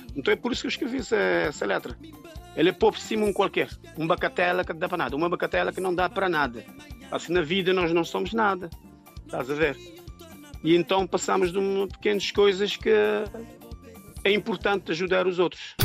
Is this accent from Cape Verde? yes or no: yes; São Vicente, Cape Verde; moved away as an adult; also born or lived in Praia, Santiago, Cape Verde; now in France; eu nasci em Santiago, na praia, e criei em São Vicente. Foi para São Vicente, eh, ainda pequeno, com a minha mãe. E pronto, fiquei em São Vicente até de grande